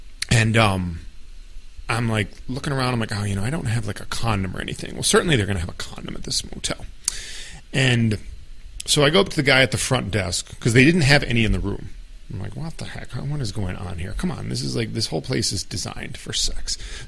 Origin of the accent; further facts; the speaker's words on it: United States; I'm an easy target as an American there